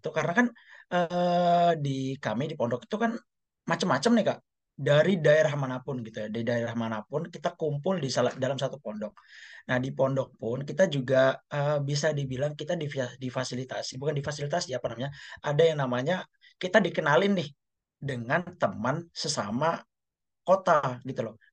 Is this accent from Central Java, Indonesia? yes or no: no; Jember, East Java, Indonesia; aku dari Jember. Jadi di kota aku Jember itu ada beneran perkumpulan kami lulusan Gontor yang tinggal di Jember